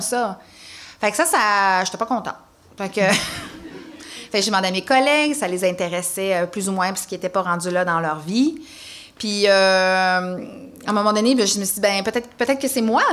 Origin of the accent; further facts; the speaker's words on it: Rouyn-Noranda, Quebec, Canada; je viens de Rouen, North Bay